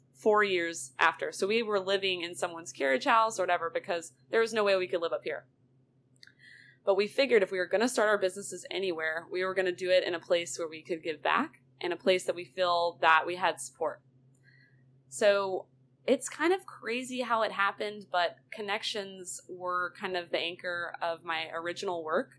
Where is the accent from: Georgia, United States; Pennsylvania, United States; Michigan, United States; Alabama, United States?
Georgia, United States; Roswell; I am born and raised in Roswell, Georgia